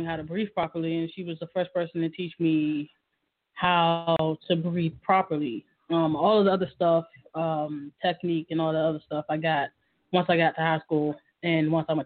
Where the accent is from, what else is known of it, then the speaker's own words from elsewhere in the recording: Washington, District of Columbia, United States; I'm from Washington D.C. And I mean, where did I come from? I came from D.C.